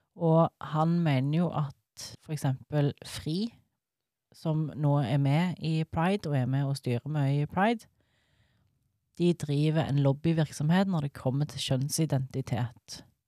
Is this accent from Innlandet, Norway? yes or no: yes; rural inland Norway, Innlandet, Norway; For jeg er fra Bygd-Norge. Jeg er jo ikke fra Stavanger. Jeg er liksom innlandet.